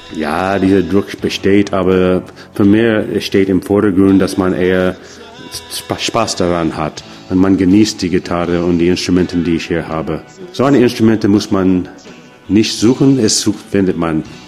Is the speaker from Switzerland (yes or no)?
no; United States; German is a second language; now in Freiburg, Germany; wo ich herkomme aus den Staaten